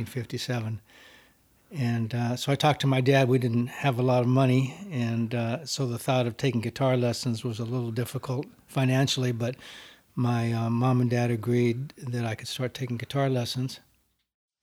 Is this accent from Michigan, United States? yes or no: no; Los Angeles, California, United States; born or raised there